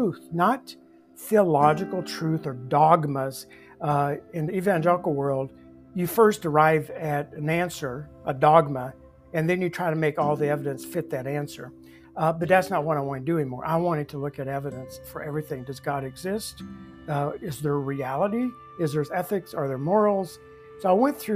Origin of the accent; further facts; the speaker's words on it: Bible Belt, the South, United States; moved away; I grew up in the Bible Belt